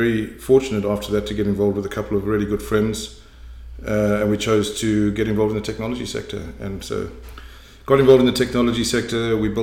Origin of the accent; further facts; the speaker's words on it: South Africa; moved away as an adult; also born or lived in Cape Town, South Africa / Johannesburg, South Africa / Durban, South Africa; now in Canada; I was born in Cape Town in South Africa, grew up largely in South Africa, initially in Johannesburg, and then went to Durban, went to university in Durban